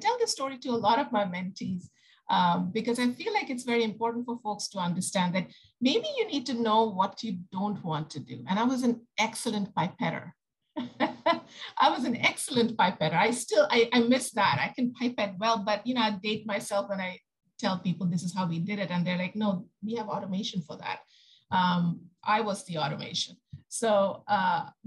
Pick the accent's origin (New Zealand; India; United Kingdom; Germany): India; moved away as an adult; now in United States; I come from India. I came to the US